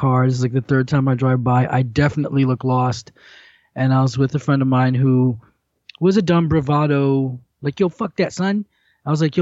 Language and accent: English; Miami, Florida, United States; I'm from Miami. I was born in Miami